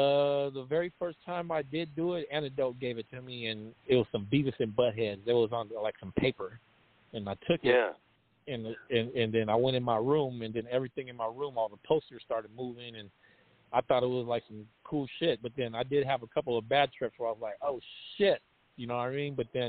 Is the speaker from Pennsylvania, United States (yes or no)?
no; Stockton, California, United States; born or raised there